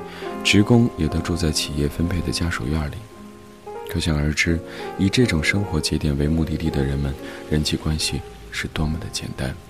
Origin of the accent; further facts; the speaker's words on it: Hebei, China; 我出生在河北一座小城市里，北边紧挨着北京，南边是天津。八十年代的中国小城市。